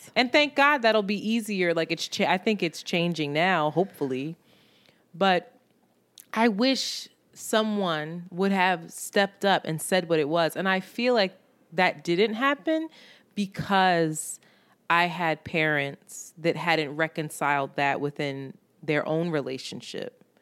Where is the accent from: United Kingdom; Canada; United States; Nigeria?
United States; Philadelphia, Pennsylvania; I grew up in Roxborough, which was very mixed